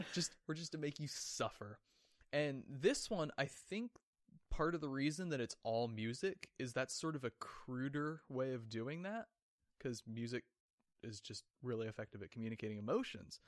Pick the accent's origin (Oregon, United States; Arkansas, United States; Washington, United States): Oregon, United States; born or raised there; moved away